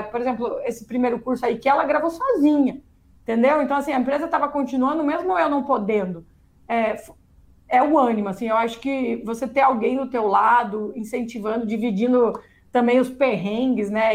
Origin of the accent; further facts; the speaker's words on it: Paraná, Brazil; also born or lived in United States; aqui eu sou do Paraná, perto do Paraguai